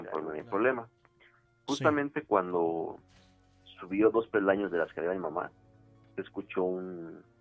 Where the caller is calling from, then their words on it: Coacalco, State of Mexico, Mexico; De Coacalco, Estado de México.